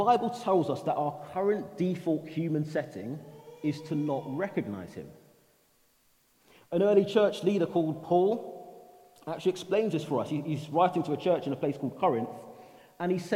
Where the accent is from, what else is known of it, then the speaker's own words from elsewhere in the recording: London, United Kingdom; I'm from London. I'm a proud South Londoner